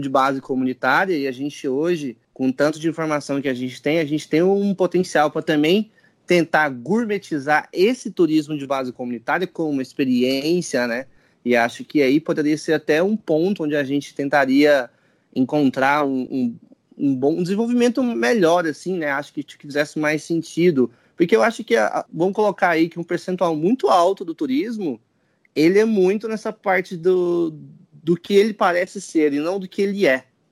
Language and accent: Portuguese; Goiânia, Goiás, Brazil; sou de Goiânia, fui criado em roça